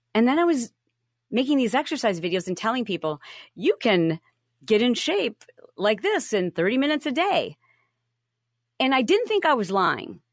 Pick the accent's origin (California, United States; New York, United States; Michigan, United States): Michigan, United States; moved away; I grew up in the Midwest. I'm from Michigan